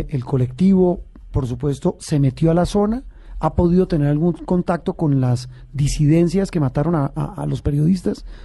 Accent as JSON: {"language": "Spanish", "region": "Bogotá", "country": "Colombia", "said": "Yo soy rolo"}